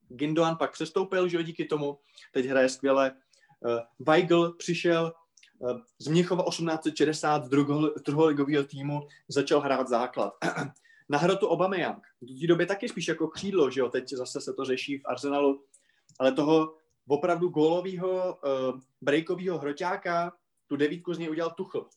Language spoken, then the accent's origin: Czech; Moravia, Czechia; u nás na Moravě